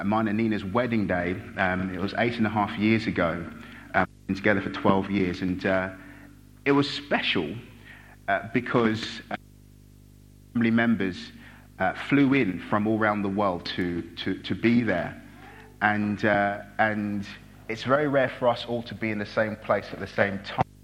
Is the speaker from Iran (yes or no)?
no; Brighton, South East England, United Kingdom; also born or lived in Nigeria; I'm from Brighton.